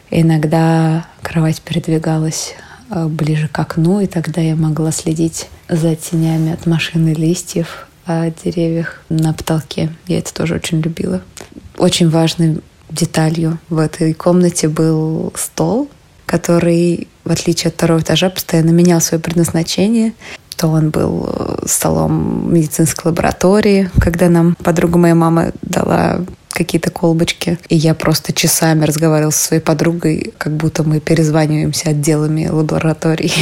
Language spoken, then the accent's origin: Russian; Kazan, Tatarstan, Russia; moved away as an adult; now in Moscow, Russia; когда я впервые вернулась из Москвы в Казань